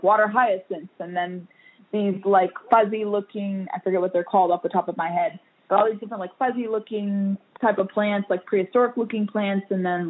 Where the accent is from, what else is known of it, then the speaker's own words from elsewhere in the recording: California, United States; now in Virginia, United States; I've acclimated to Virginia from California. Everyone, I've been here for so long, people think I'm from Virginia now because I've become so well adjusted to the state.